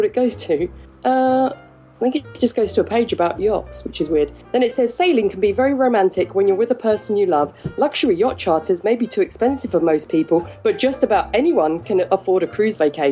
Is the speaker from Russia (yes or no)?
no; England, United Kingdom; I'm English